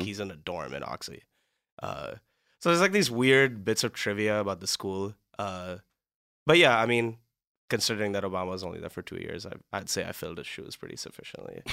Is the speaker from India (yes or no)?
yes; Mumbai, Maharashtra, India; moved away as an adult; also born or lived in Cleveland, Ohio, United States; now in Los Angeles, United States; I'm from Mumbai in India